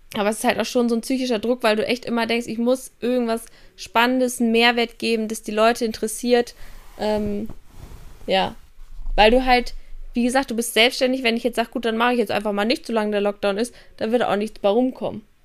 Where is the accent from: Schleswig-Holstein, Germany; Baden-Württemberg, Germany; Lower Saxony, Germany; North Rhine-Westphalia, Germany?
Schleswig-Holstein, Germany; Kiel; Kiel ist auch ein Dorf gefühlt, wo ich herkomme